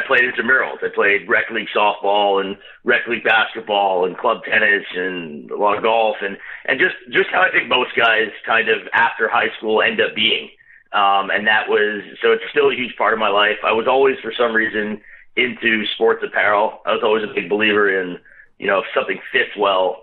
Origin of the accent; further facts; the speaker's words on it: Montreal, Quebec, Canada; moved away as an adult; also born or lived in Boston / Australia; now in Toronto, Canada; I'm originally actually from Montreal. So I grew up there. When I was 23, I moved out and I moved to Toronto.